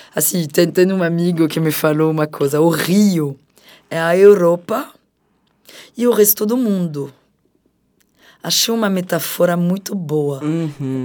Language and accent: Portuguese; France; moved away as an adult; now in Brazil; No meu próprio país, também sendo apresentadora de TV